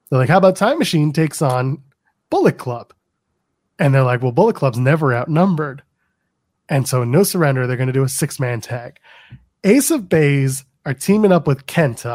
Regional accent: Canada; I'm Canadian

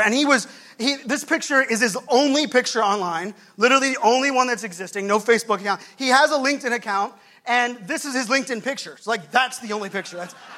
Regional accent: Pittsburgh, Pennsylvania, United States; now in Virginia Beach, United States; Growing up in Pittsburgh, for me, my family, my poor family that still lives there

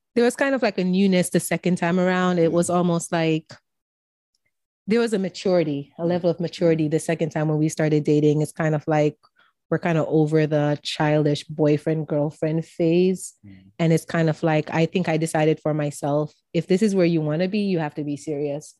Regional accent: Jamaica; Being Jamaican

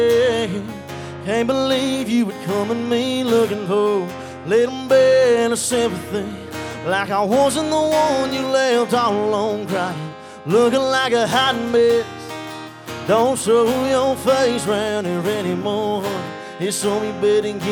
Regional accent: South Carolina, United States; I'm from South Carolina

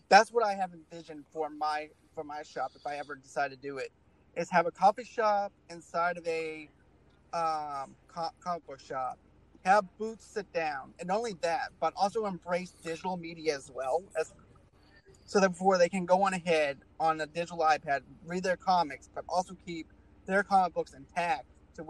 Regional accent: Boston, Massachusetts, United States; now in Bogalusa, United States; I'm originally from Boston. So even in Bogalusa, like in Louisiana and everything, I would actually get my comics from like Eckerd's drugstore

